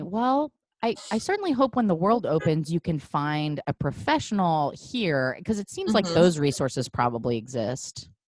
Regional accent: Portland, United States; moved away as an adult; now in Los Angeles, United States; I grew up in Portland and I stayed for quite a while.

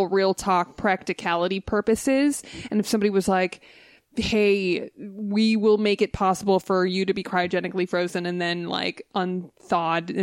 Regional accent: Los Angeles, California, United States; I'm from Los Angeles with Disneyland and Knott's Berry Farm and Universal

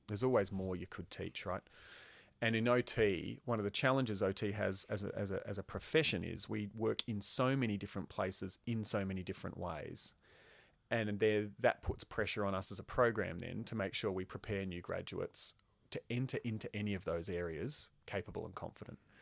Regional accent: Queensland, Australia; I grew up in Queensland

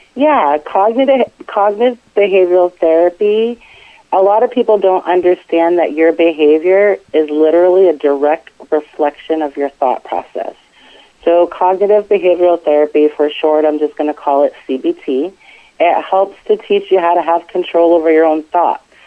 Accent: Lewiston, Maine, United States; moved away as an adult; also born or lived in San Diego, California; now in Richmond, United States; I actually grew up in Lewiston, Maine

